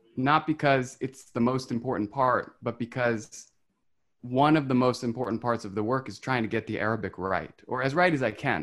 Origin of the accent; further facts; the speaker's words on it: West Virginia, United States; now in Brooklyn, United States; I was 11 when that happened. I was, mm-hmm. and I was living in West Virginia.